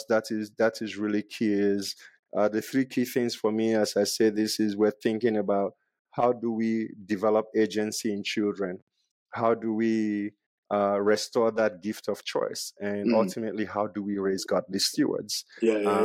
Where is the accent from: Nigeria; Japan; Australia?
Nigeria; moved away; growing up in Nigeria, we had one tap and almost 60 people shared that tap